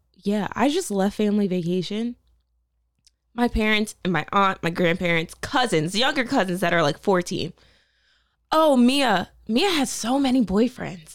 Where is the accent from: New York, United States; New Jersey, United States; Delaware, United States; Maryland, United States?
Delaware, United States; Middletown; I'm from Middletown, Delaware.